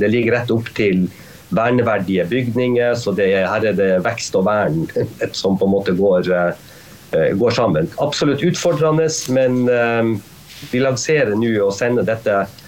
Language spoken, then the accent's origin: Norwegian; Tromsø, Troms, Norway; also born or lived in New York, United States; jeg kommer fra Tromsø. Vi, vi, vi, også, vi lever også på ei øy